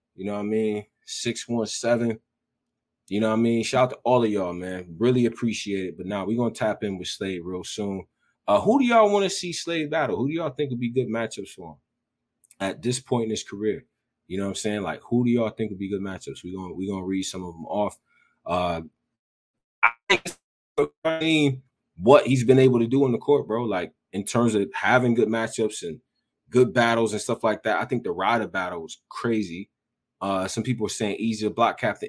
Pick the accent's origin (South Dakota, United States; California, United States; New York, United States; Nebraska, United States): New York, United States; Rochester; I'm from Rochester, New York, so it's one of them cities like that too.